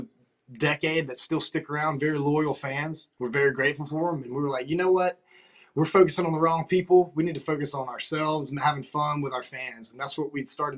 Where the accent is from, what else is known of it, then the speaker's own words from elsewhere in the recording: Waynesboro, Georgia, United States; also born or lived in Athens, Georgia; now in Savannah, United States; I grew up in Waynesboro, Georgia